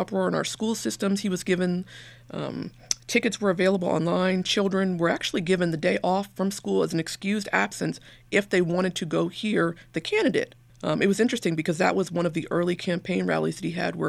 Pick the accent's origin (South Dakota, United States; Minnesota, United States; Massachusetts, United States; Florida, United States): Massachusetts, United States; Brookline; moved away as an adult; also born or lived in Georgia / West Virginia / South Carolina / Washington, D.C.; I grew up in Brookline, Massachusetts, and my mother was a psychologist.